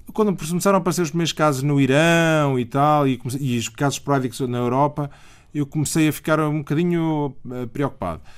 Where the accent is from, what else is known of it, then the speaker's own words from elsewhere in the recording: Aveiro, Aveiro District, Portugal; also born or lived in Abrantes; A minha família está em Aveiro há, há, há muitos anos, há, há, séculos, literalmente há séculos. Mas, portanto, eu sempre, eu sempre vivi no litoral